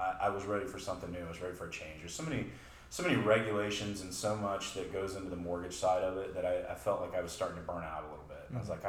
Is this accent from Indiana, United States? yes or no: no; Beaumont, Texas, United States; moved away as an adult; now in Austin, United States; I'm actually from Southeast Texas, down around the Beaumont area, believe it or not, down in the swamplands, as I call it, mosquito-infested swamplands. I made it my journey here to Austin around 2005, and so I've been here ever since then